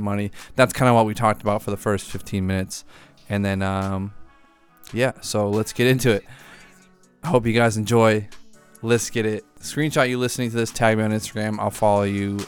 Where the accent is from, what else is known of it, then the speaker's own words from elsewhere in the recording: outside of Boston, Massachusetts, United States; the town I grew up in outside of Boston